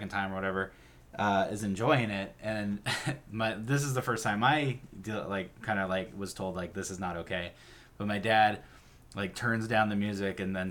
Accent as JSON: {"language": "English", "area": "the Northwest", "region": "Pacific Northwest", "country": "United States", "tie": "born or raised there", "said": "growing up in the Northwest"}